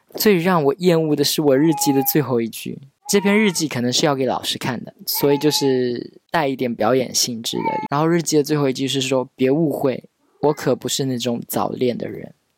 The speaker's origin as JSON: {"language": "Chinese", "town": "Pingtan", "region": "Fujian", "country": "China", "said": "我命是那个我们平台的方言"}